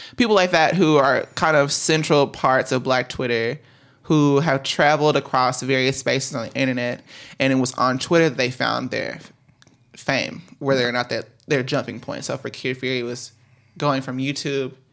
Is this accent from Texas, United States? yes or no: yes; DeSoto, Texas, United States; moved away; also born or lived in Chicago; I am from DeSoto, Texas